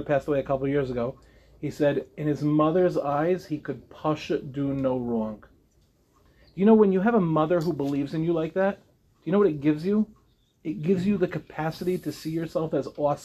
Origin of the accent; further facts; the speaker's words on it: Lawrence, New York, United States; I'm from Lawrence